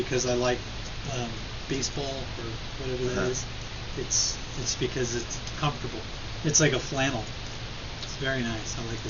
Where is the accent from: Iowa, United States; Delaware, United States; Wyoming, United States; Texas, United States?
Texas, United States; moved away; I grew up in Texas